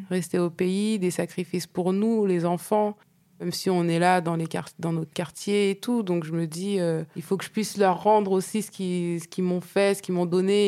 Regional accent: Normandy, France; je viens de Normandie.

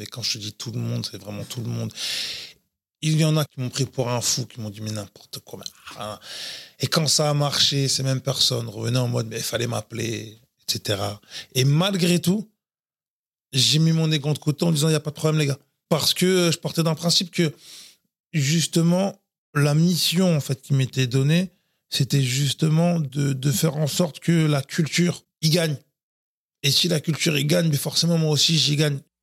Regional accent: Floirac, Nouvelle-Aquitaine, France; also born or lived in Bordeaux; Je suis né à Bordeaux et, euh, j'ai grandi à Florac. Florac Bravement, qui est dans la banlieue bordelaise

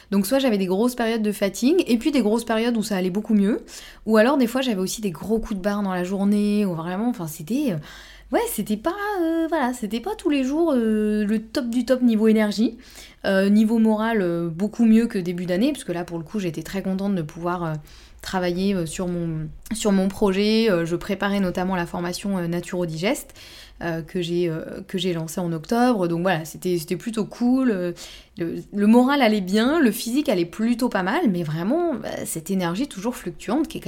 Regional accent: Normandy, France; now in Bordeaux, France; moi je suis normande

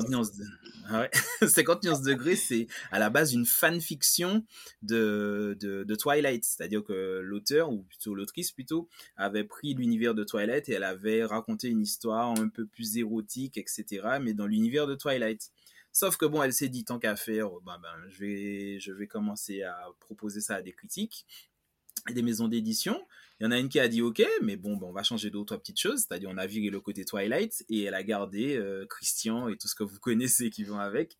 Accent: Martinique; je parle en tant que Martiniquais

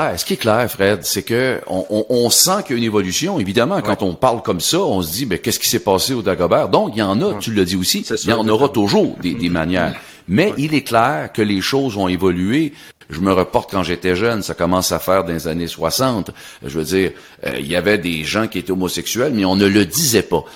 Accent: Sorel-Tracy, Quebec, Canada; je suis originaire de Sorel

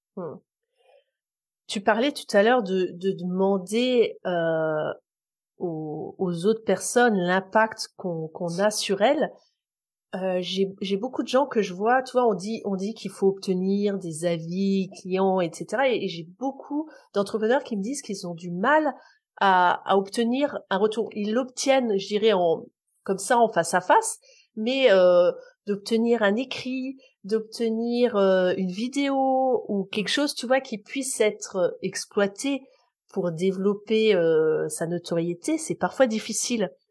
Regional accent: France; chez nous en France

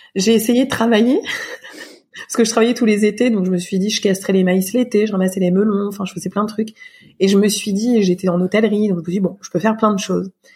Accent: Surgères, Nouvelle-Aquitaine, France; J'ai grandi dans une euh, ville qui s'appelle Surgère, en Charente-Maritime, près de La Rochelle, euh, de 6 ans à 19 ans

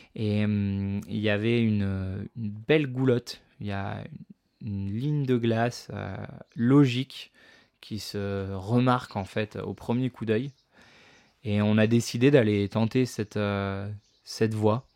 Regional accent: Provence-Alpes-Côte d'Azur, France; moved away as an adult; now in Chamonix, France; je suis originaire euh, des Alpes-Maritimes

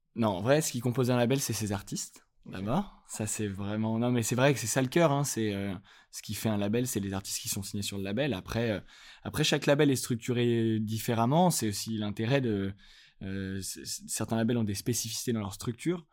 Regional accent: Lyon, Auvergne-Rhône-Alpes, France; now in Paris, France; je suis, je viens de Lyon. J'habite à Paris

